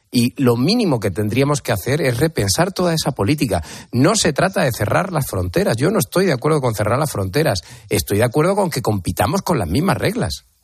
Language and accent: Spanish; Spain; yo como español